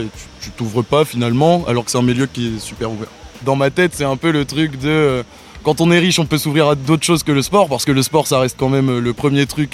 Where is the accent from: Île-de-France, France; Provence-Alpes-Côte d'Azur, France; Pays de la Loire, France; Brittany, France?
Île-de-France, France; Cergy; now in Marseille, France; je viens de sergy Pontoise dans le 95